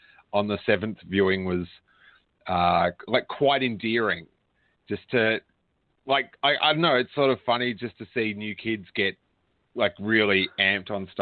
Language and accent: English; Rosebud, Victoria, Australia; where I grew up in Rosebud